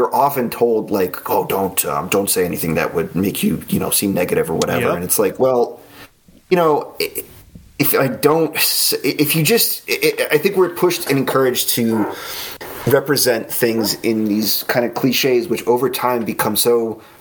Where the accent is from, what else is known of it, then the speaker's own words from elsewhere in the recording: the New York area, United States; I grew up in the New York area and, you know, within commuting distance to Manhattan